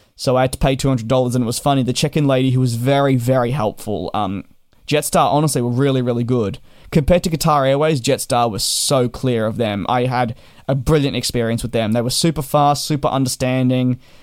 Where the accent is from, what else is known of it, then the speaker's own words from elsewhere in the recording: Australia; moved away as an adult; also born or lived in United Kingdom; as an Australian that was overseas